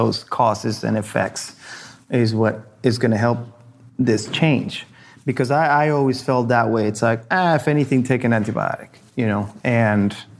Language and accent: English; Argentina; now in United States; I grew up in Argentina